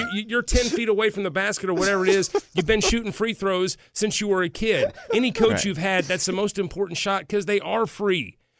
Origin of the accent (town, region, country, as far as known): Burlington, Kansas, United States; born or raised there; moved away